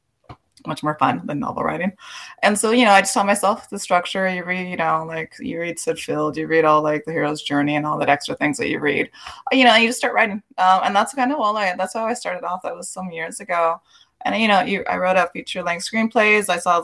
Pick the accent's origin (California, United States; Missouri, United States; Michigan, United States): California, United States; Los Angeles; I am from East LA. I'm born and raised here, third generation.